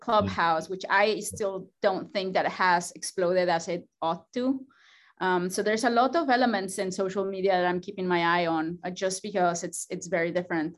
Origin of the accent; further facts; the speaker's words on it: Mexico; moved away as an adult; now in Georgia, United States; I come from Mexico